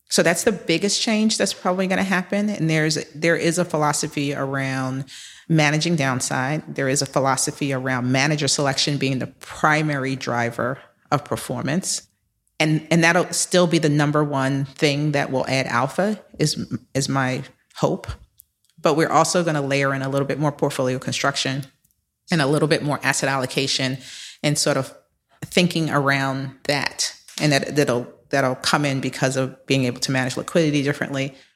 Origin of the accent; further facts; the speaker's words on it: New York, United States; also born or lived in Philadelphia / Boston; I am a native New Yorker. I was born in Harlem, raised in the Bronx